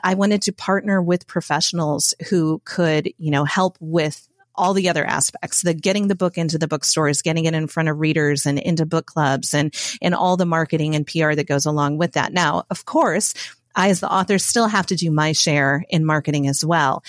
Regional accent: Indiana, United States; moved away as an adult; also born or lived in Matthews, North Carolina; now in North Carolina, United States; I'm from Indiana. It's where I spent nearly forty years of my life

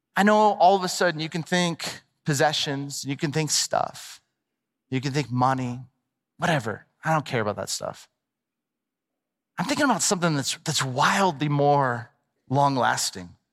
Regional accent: Southern California, United States; I grew up in Southern California

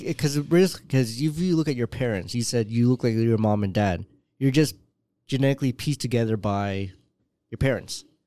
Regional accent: Canada; first language English; what we grew up with here

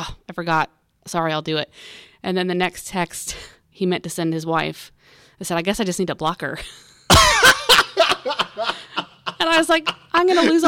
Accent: Indiana, United States; I am from Indiana.

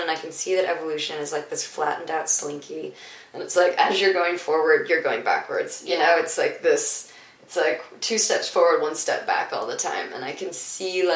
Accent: Detroit, Michigan, United States; also born or lived in Tennessee; We moved to Tennessee. I was born in Detroit, and I moved to Tennessee, and then when we came back to Detroit

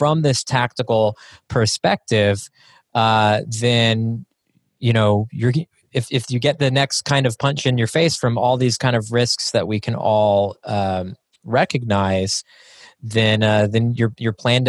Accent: Texas, United States; I grew up in Texas, so it's in my upbringing

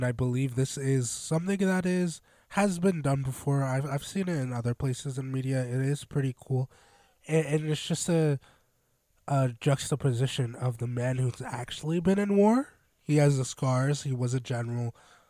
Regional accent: United States; I'm definitely an American.

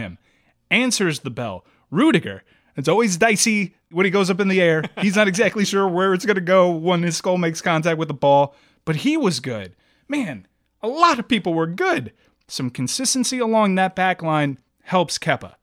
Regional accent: United States; I'm an American

